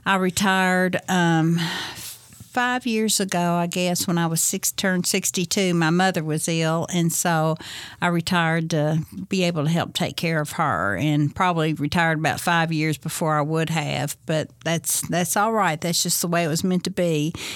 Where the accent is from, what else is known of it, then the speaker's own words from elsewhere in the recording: Bowling Green, Kentucky, United States; I'm from Bowling Green, graduated from Bowling Green High in nineteen seventy-four